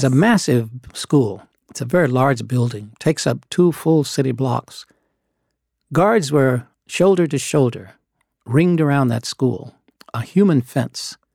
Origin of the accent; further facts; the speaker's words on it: Little Rock, Arkansas, United States; I grew up in Little Rock. I was born there